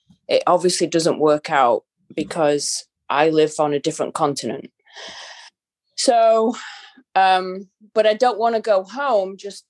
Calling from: Tampa, Florida, United States; In Tampa, Florida.

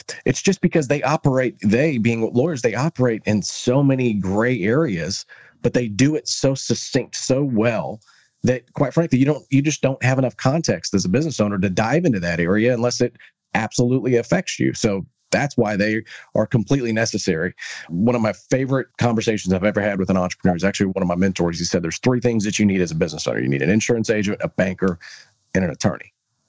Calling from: Texas, United States; I'm calling you from Texas.

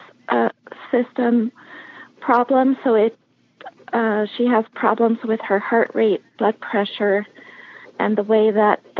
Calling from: San Diego, California, United States; I'm calling from San Diego, California

